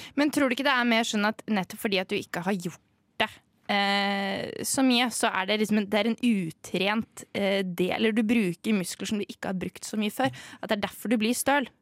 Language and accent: Norwegian; Norway; Jeg er norsk